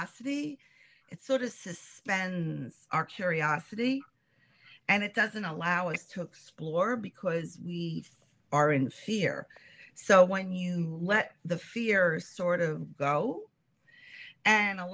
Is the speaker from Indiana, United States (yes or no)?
no; New York City, New York, United States; also born or lived in Bronx / Queens / Long Island; So I've always lived in New York. I was born in the Bronx. And I've pretty much, and then I moved to another borough in New York called Queens. And now I live in Long Island.